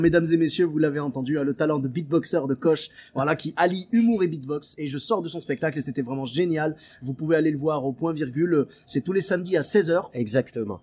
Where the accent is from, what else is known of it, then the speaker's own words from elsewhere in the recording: Lyon, Auvergne-Rhône-Alpes, France; je suis originaire de Lyon